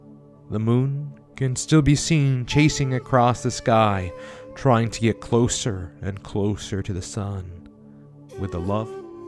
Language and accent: English; San Antonio, Texas, United States; we're from San Antonio, Texas.